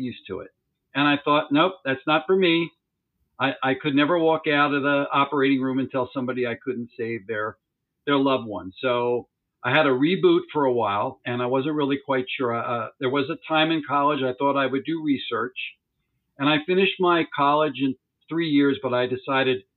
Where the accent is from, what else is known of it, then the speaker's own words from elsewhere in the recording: Montgomery County, outside Philadelphia, Pennsylvania, United States; I have been born and raised in Montgomery County, which is one of the northern suburban counties outside of Philadelphia.